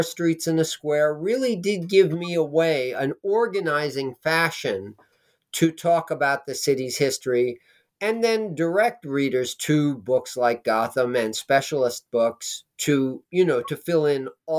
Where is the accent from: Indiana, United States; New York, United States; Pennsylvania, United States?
New York, United States; New York City; now in New Jersey, United States; I grew up in Manhattan